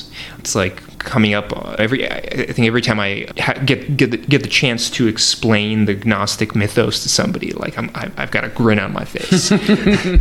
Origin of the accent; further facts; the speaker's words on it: Northeast, United States; growing up in the Northeast